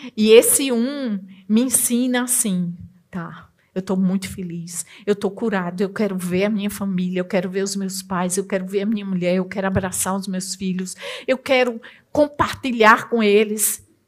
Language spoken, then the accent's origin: Portuguese; Northeast Region, Brazil; Na minha terra, que eu sou nordestina